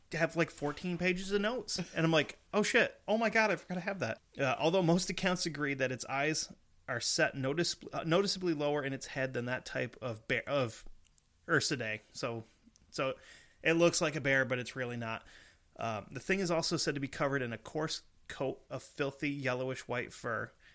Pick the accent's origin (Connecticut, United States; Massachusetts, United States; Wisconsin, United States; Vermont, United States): Vermont, United States; we're from Vermont